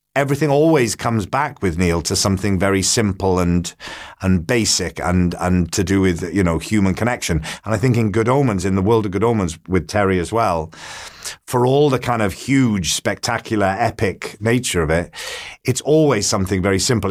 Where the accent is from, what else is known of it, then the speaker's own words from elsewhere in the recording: Port Talbot, Wales, United Kingdom; my hometown in Port Talbot in South Wales.